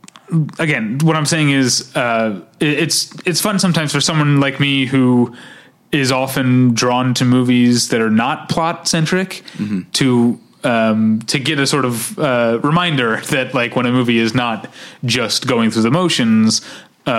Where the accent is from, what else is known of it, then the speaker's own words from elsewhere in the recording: Midwest, United States; I'm from the Midwest